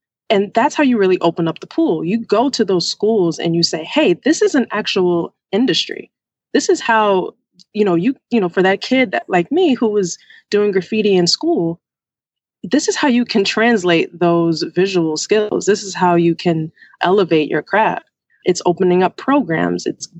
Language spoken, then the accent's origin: English; New York, United States; now in Washington, United States; Like I said, I live in D.C. I am from New York. I go there quite often.